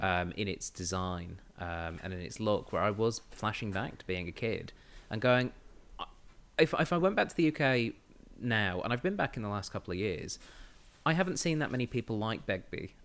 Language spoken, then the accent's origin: English; England, United Kingdom; moved away; I grew up in England in the nineties.